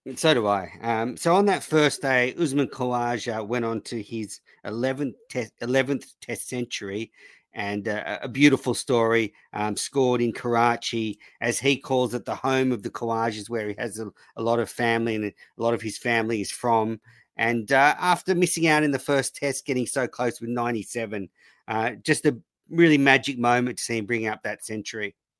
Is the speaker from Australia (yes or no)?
yes; Australia; obviously being Australian